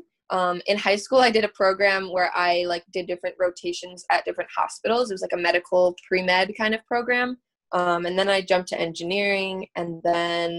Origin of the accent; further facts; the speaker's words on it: upstate New York, United States; So I live in New York State, upstate